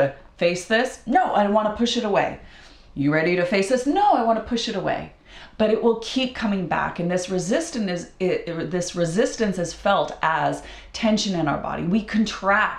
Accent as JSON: {"language": "English", "region": "Idaho", "country": "United States", "tie": "born or raised there", "said": "when I was a kid, I grew up in Idaho, and we have freshwater lakes"}